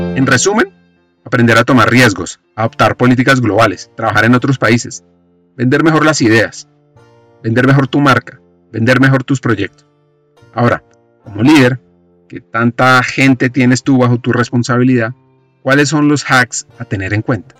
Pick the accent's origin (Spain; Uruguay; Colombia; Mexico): Colombia; en qué somos buenos los colombianos